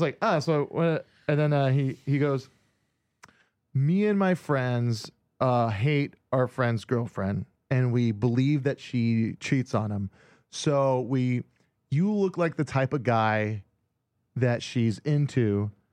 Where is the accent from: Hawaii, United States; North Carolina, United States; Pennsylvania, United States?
Hawaii, United States; born or raised there; moved away